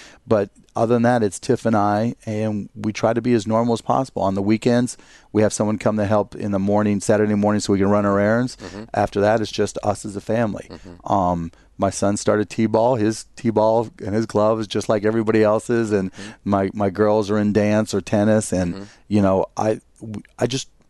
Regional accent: Pittsburgh, Pennsylvania, United States; Pittsburgh, Pennsylvania.

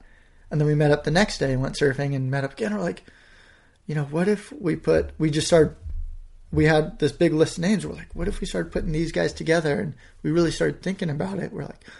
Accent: California, United States

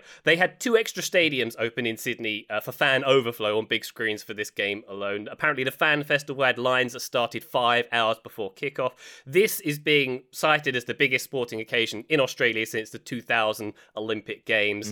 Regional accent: England, United Kingdom; as an English person

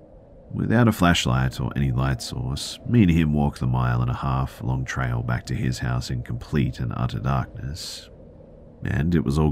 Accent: California, United States; born or raised there

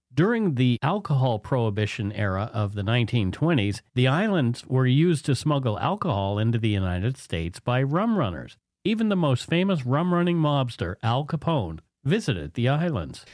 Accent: Canada; We are ordinary Canadian schmucks

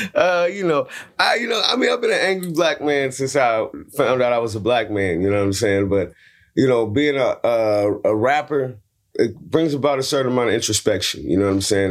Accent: San Francisco, California, United States; I'm from Hunters Point, San Francisco. I got beat up twice at gunpoint, uh, before I was seventeen

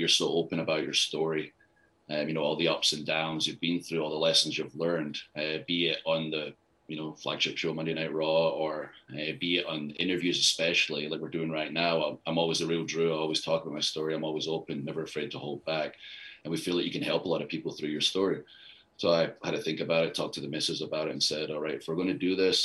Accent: Scotland, United Kingdom; moved away; I'm Scottish

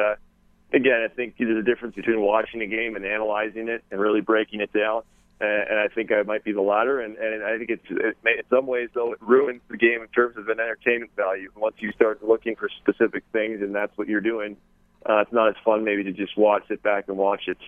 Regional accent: Canada; I think that's every kid's dream growing up in Canada is to play.

